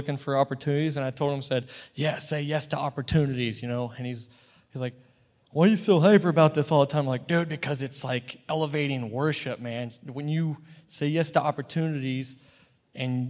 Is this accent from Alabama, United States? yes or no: no; Indiana, United States; moved away as an adult; when I grew up actually in Indiana